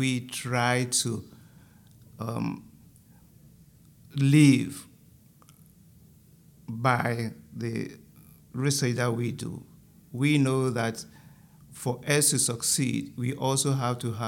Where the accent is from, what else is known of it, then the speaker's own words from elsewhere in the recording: Ghana; moved away; I'm from Ghana